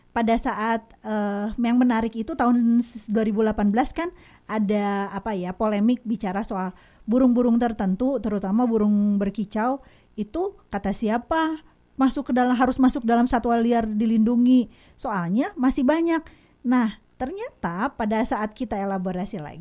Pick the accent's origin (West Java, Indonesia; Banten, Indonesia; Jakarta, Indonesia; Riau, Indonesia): West Java, Indonesia; Kadipaten; Salah. Kadipaten.